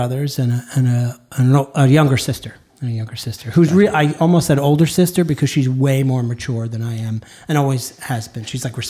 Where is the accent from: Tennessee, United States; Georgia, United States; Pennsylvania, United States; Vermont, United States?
Pennsylvania, United States; hometown with Sesame Place; in my hometown there was an amusement park.